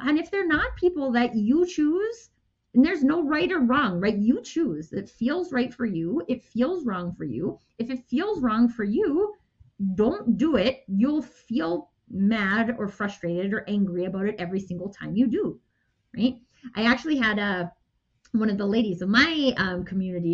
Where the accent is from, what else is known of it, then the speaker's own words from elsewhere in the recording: Canada; I'm Canadian.